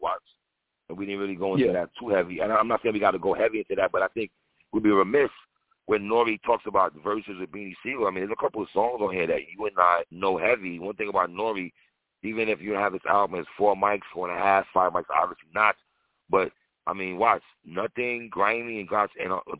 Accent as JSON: {"language": "English", "town": "New York City", "region": "New York", "country": "United States", "said": "I'm from New York City. You and I grew up with Latino brothers and sisters."}